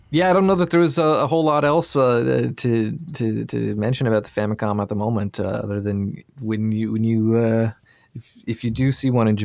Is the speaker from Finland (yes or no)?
no; Nova Scotia, Canada; also born or lived in Toronto / Sydney / Vancouver / San Francisco; I mean, we we're both from Nova Scotia, and we've both moved a little bit.